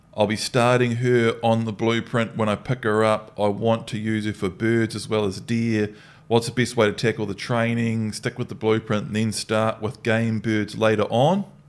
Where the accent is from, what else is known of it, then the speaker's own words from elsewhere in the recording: New Zealand; growing up in New Zealand